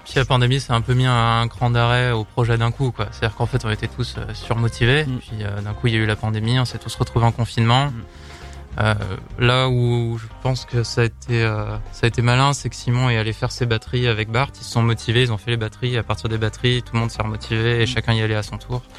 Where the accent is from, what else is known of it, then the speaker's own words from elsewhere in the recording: Lyon, Auvergne-Rhône-Alpes, France; on vient de Lyon